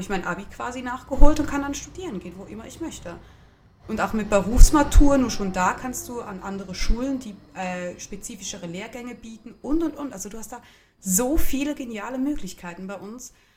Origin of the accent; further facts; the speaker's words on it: Switzerland; Und ich komme dann halt als Schweizerin mit meiner gut bürgerlichen, zum Teil sehr deutschen Küche daher.